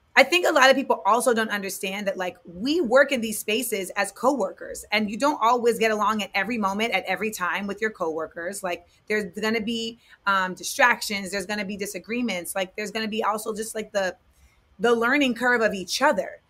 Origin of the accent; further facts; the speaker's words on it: Orlando, Florida, United States; moved away as an adult; also born or lived in Inglewood, California / San Fernando Valley, California / New York; I was born in Inglewood. I, I grew up in the Valley until I was eight. Then I moved to Orlando until I was 18